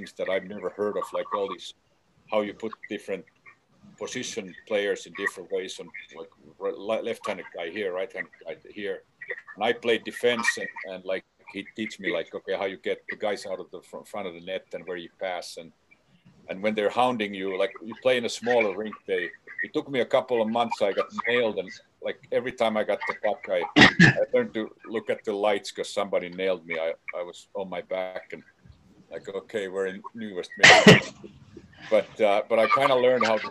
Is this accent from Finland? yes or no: yes; Helsinki, Uusimaa, Finland; moved away; my hometown of Helsinki